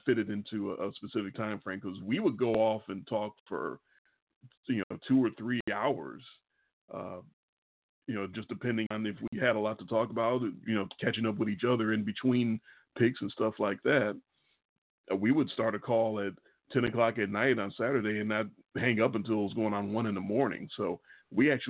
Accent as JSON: {"language": "English", "town": "Chicago", "region": "Illinois", "country": "United States", "tie": "born or raised there", "accent": "Chicago", "said": "we were growing up in Chicago, Illinois. If you can't tell, we're from Chicago by our Chicago accent"}